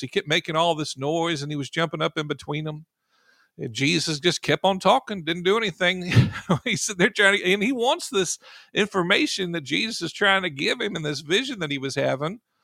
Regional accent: United States; I'm in America, you know, if I'm gonna say I'm, I'm an American, I was born here

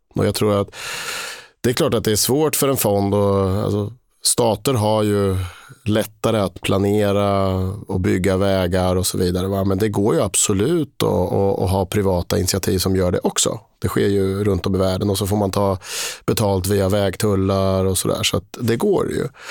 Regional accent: Linköping, Östergötland, Sweden; also born or lived in Switzerland; jag är eh, född och uppvuxen i Linköping

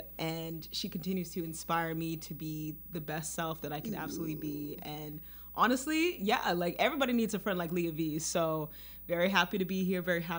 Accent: Baltimore, Maryland, United States; moved away as an adult; now in New York City, United States; And I'm originally from Baltimore, Maryland.

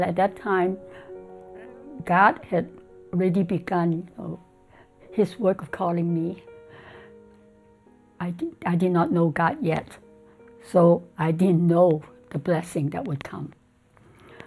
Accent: Shanghai, China; moved away as an adult; also born or lived in Hong Kong; now in United States; I was born in Hong Kong and grew up in Shanghai. And then in May of 1959, I immigrated to the United States

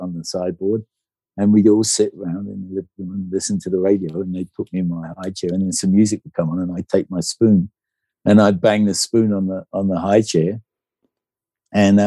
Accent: Brighton, South East England, United Kingdom; Born and bred in Brighton.

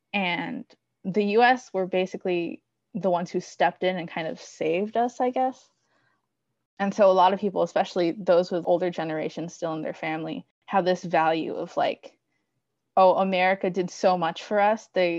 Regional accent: Guam; moved away as an adult; I am from Guam. I was born here and raised here my whole life. And my two parents moved here. They immigrated here from the Philippines.

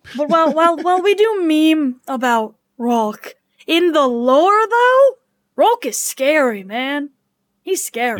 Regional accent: Washington, United States; now in Ohio, United States; my home state of Washington.

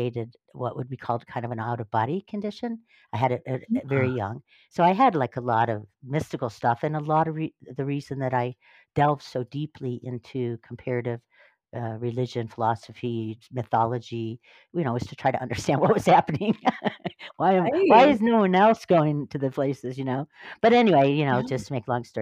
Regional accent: Northern Ohio, United States; born or raised there; now in California, United States

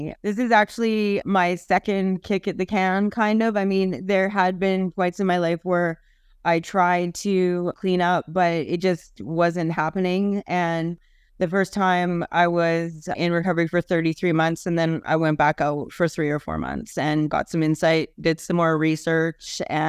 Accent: Canada; Hi, I'm Canadian.

